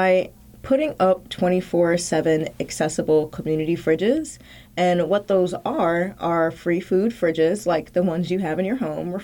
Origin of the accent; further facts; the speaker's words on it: New Orleans, Louisiana, United States; now in Richmond, United States; I grew up in New Orleans where there are community fridges